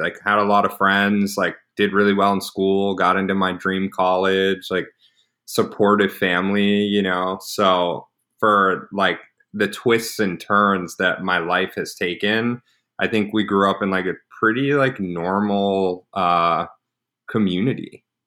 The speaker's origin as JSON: {"language": "English", "town": "Dallas", "region": "Texas", "country": "United States", "tie": "born or raised there", "said": "I grew up in Dallas, loving Jewish family"}